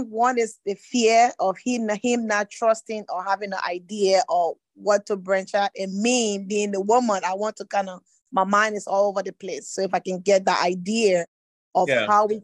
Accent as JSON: {"language": "English", "country": "Liberia", "moved": "yes", "lives_now": "Atlanta, United States", "said": "I'm from Liberia, but I'm calling from Atlanta, Georgia."}